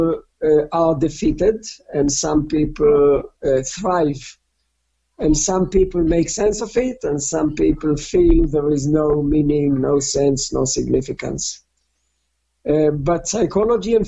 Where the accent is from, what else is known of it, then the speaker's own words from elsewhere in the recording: Israel; moved away as an adult; also born or lived in Newcastle; I was born in Israel in a communal settlement called Kibbutz, born and raised